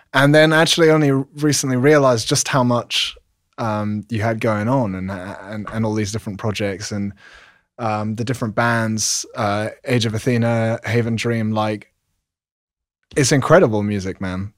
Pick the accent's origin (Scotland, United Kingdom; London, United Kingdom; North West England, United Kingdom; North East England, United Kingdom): London, United Kingdom; London, England, where I'm from